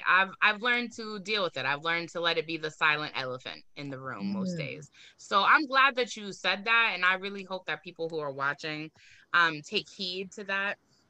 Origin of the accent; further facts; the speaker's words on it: Boston, Massachusetts, United States; also born or lived in Four Corners, Boston / Mattapan, Boston / Hyde Park, Boston / Roslindale, Boston; I'm from Roxbury, but I also lived in Four Corners. Like, you know what I'm saying? Like, I've also lived in Mattapan, I've lived in Hyde Park, I've lived in Roslindale.